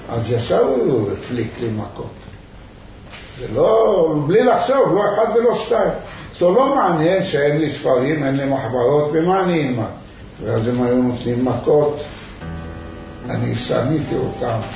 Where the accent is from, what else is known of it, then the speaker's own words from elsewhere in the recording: Fez, Fès-Meknès, Morocco; Hebrew is a second language; now in Ashdod, Israel; וגדלנו בגיל 6-7, ההורים שלי עברו לפס, איסוף הוא זה עיר קטנה